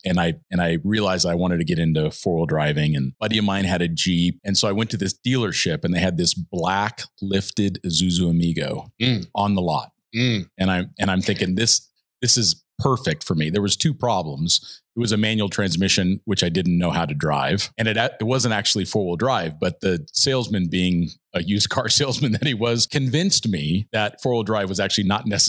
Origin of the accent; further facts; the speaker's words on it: Southern California, United States; moved away; also born or lived in Arizona; I grew up in Southern California